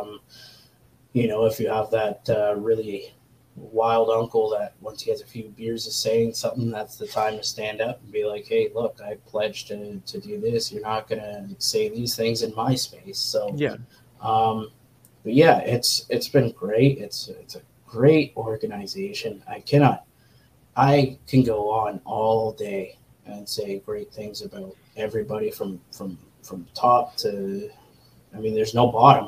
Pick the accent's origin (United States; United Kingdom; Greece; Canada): Canada; as a Canadian